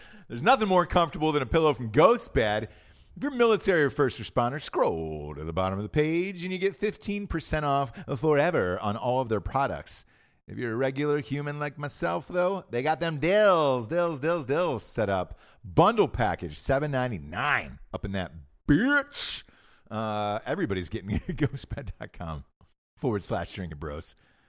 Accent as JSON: {"language": "English", "country": "Ireland", "said": "And all I could say, what do you want from me? I'm Irish."}